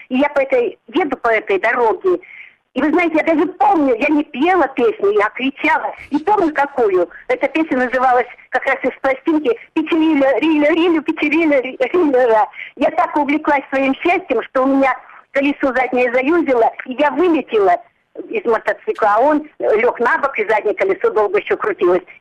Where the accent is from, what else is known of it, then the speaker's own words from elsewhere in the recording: Southern Urals, Russia; в городе небольшом на Южном Урале